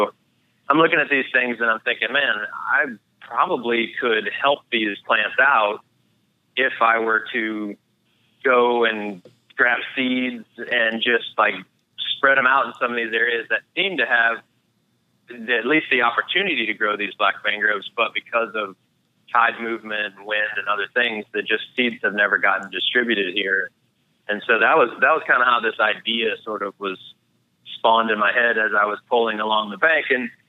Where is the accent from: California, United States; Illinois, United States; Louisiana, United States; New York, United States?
Louisiana, United States; also born or lived in Florida / Missouri; Yeah, so I was born and raised in the state of Louisiana. Despite the lack of accent, I am Cajun by birth. So I've lived in Louisiana most of my life, spent a little time in Florida, a little time in Missouri